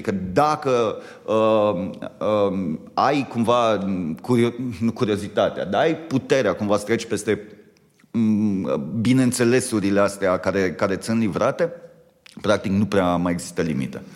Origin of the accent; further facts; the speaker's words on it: Romania; noi ca români